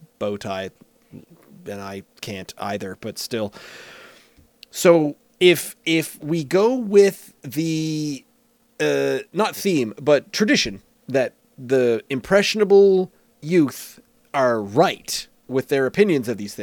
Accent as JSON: {"language": "English", "region": "Nova Scotia", "country": "Canada", "tie": "born or raised there", "said": "I grew up in Nova Scotia"}